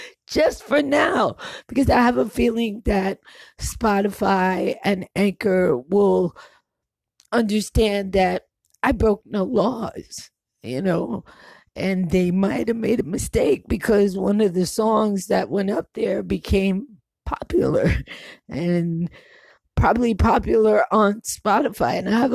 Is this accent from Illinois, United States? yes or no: no; New York, United States; also born or lived in New Jersey / Connecticut; I grew up in New York, so in New Jersey, and Connecticut, and a whole bunch of other places.